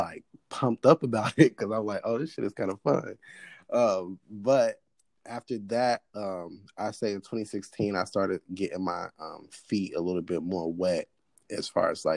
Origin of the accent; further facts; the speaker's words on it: Cincinnati, Ohio, United States; also born or lived in Gary, Indiana / Kent, Ohio; I was born in Gary, Indiana, and then I was raised in Cincinnati, Ohio.